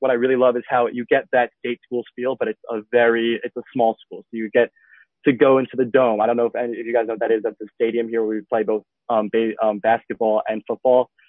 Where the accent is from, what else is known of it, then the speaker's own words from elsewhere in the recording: Westchester, New York, United States; now in Parkland, United States; I was in Club 2016. I'm originally from Westchester, New York, but I now live in Parkland, Florida.